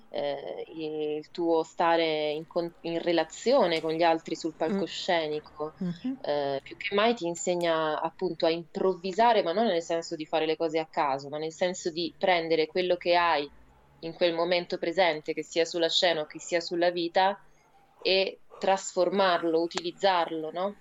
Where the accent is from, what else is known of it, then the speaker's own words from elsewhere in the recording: Rome, Lazio, Italy; accent: Roman; moved away as an adult; now in Aosta Valley, Italy; io sono nata a Roma